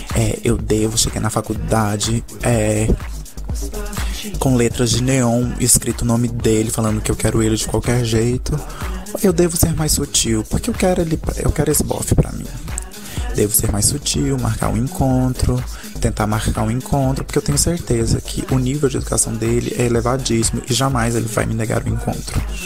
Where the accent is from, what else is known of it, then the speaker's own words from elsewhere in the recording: Goiânia, Goiás, Brazil; eu tenho 22 anos, sou de Goiânia